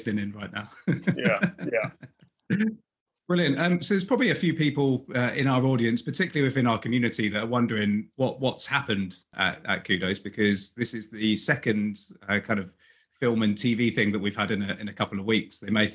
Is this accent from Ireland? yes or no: no; United Kingdom; accent: British; my pesky British accent